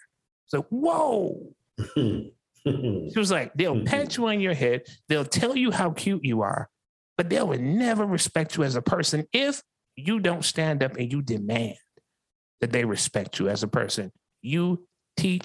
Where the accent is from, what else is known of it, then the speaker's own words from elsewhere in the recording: Columbia, South Carolina, United States; I was born right here in Columbia, South Carolina, in the 29203.